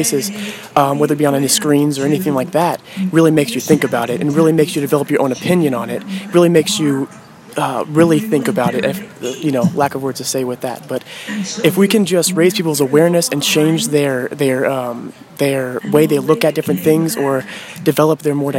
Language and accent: English; Iola, United States; I'm from Iola.